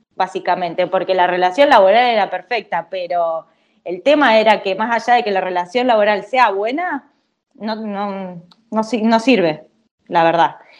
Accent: El Triunfo, Buenos Aires Province, Argentina; moved away as an adult; now in Italy; soy argentina, claramente, eh, y vengo de un pueblo de la provincia de Buenos Aires, muy chiquito, que se llama El Triunfo

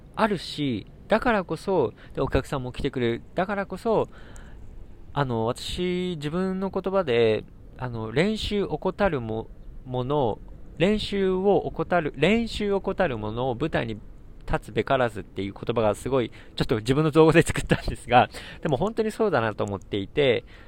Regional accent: Satsumasendai, Kagoshima, Japan; 私の地元の鹿児島の仙台、あの川内って書いて仙台っていうところは私、あの地元なんですね、ふるさとで。

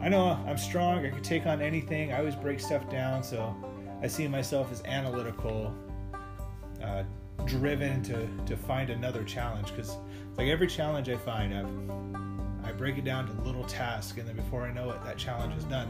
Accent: Las Vegas, Nevada, United States; moved away as an adult; also born or lived in Arizona; now in Sioux City, United States; I grew up in Las Vegas.

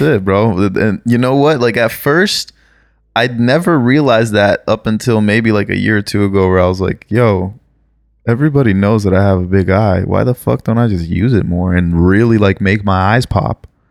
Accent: Brazil; now in United States; I was born in Brazil. Um obviously live in the United States.

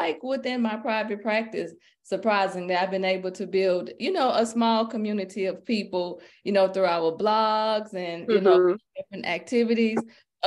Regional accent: Port Arthur, Texas, United States; now in Houston, United States; I was raised in Port Arthur by a single mom

